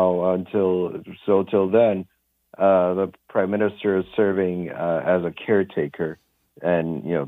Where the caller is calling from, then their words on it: Lisbon, Portugal; calling long distance from Lisbon.